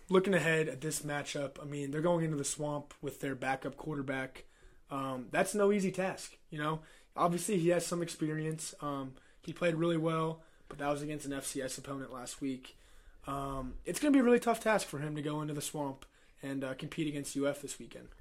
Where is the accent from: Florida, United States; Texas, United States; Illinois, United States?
Florida, United States; We're from Florida.